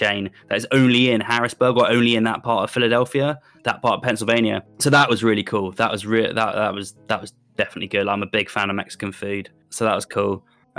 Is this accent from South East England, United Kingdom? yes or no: yes; South East England, United Kingdom; now in Bristol, United Kingdom; Yeah, so I grew up just outside just outside London, which is a really nice town. But then I went to, I got about 2010, I moved to Bristol.